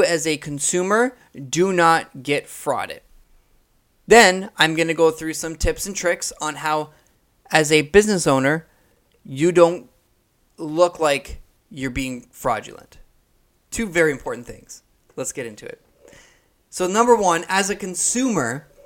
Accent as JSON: {"language": "English", "country": "Canada", "said": "I'm from Canada. I'm from Canada, right? So I'm all the way up here in Canada"}